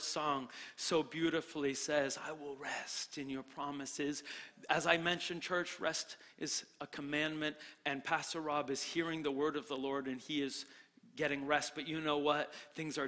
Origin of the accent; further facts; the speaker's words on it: New Hampshire, United States; now in Florida, United States; I'm from New Hampshire.